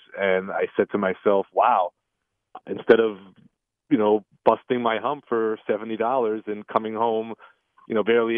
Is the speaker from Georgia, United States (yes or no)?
no; New York City, New York, United States; we grew up in the Queens, Long Island area